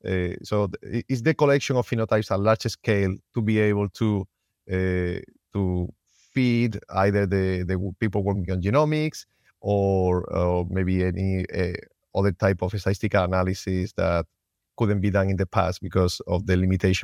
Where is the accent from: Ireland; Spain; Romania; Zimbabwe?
Spain; English is a second language; moved away as an adult; also born or lived in Finland; Yeah, I'm originally from Spain. I always wanted to be a veterinarian. So I went to college and I became a vet. I didn't find an attractive job in Spain, so I ended up moving to Finland